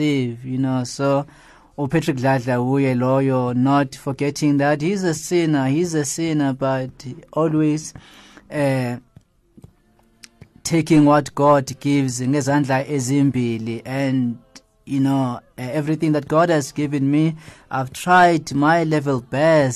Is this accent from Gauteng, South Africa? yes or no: yes; Johannesburg, Gauteng, South Africa; also born or lived in KwaZulu-Natal; I was born and bred in Alexandra Township